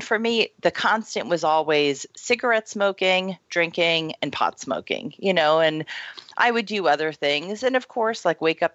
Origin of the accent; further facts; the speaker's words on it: Florida, United States; moved away as an adult; also born or lived in Oregon; I grew up in Florida, and then I moved out to Oregon and was out in Oregon for like 10 years